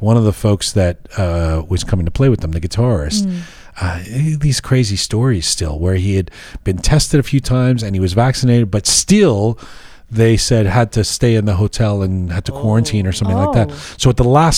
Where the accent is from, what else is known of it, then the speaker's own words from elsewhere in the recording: Canada; also born or lived in England; when I was growing up, I mean, a teenager in Canada, you know, growing up in England and Canada